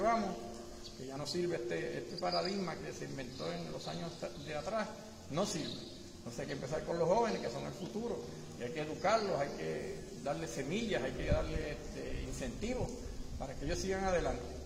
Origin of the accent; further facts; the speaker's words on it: Maricao, Puerto Rico; nacido y criado en el Partido de Baja de Maricao